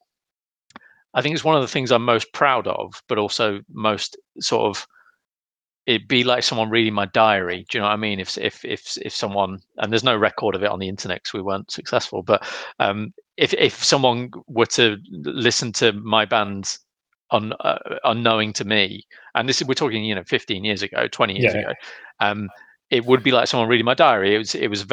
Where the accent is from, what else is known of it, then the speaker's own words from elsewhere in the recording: Loughborough, East Midlands, United Kingdom; we're the only kids in school who were in a band. So we told all our friends to come down to the Three Nuns pub in Loughborough.